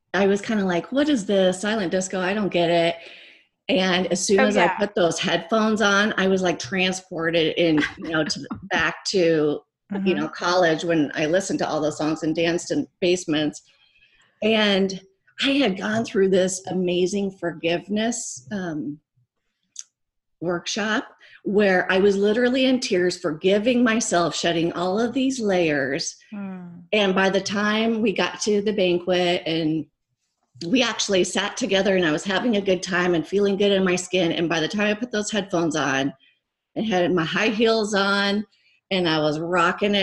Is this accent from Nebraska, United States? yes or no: yes; Nebraska, United States; also born or lived in California; now in Phoenix, United States; I grew up in Nebraska